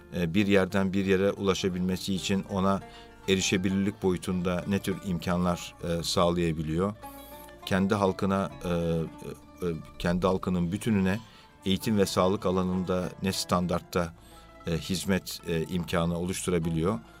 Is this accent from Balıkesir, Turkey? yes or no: no; Istanbul, Turkey; 1965 e, İstanbul doğumluyum.